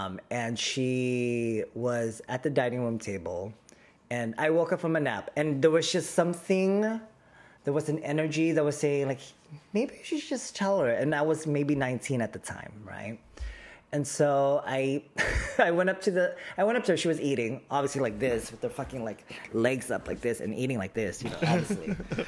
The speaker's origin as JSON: {"language": "English", "town": "Manila", "region": "Metro Manila", "country": "Philippines", "tie": "born there", "said": "I was born in the Philippines. I'm very proud to be the son of our motherland, and specifically Manila."}